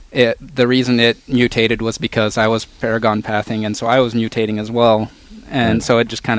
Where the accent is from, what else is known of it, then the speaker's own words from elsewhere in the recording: Arizona, United States; also born or lived in Kansas City; I'm actually from Arizona, is where I grew up.